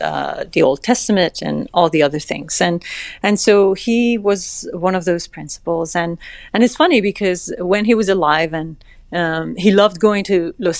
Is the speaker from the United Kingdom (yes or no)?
no; Iran; English is a second language; moved away as an adult; now in United States; when I was a teenager in high school in Iran